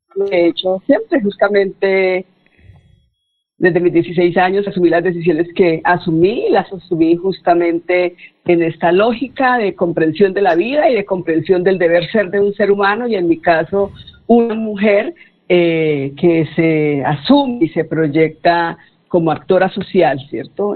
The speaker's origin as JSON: {"language": "Spanish", "town": "Puente Nacional", "region": "Santander", "country": "Colombia", "tie": "born or raised there", "also_born_or_lived": "Bucaramanga", "said": "Provincia en la que nací. Recordemos que soy de Puente Nacional"}